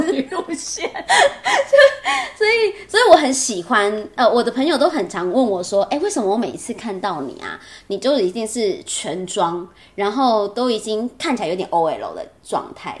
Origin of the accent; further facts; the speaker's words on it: Taipei, Taiwan; 我土生土长台北人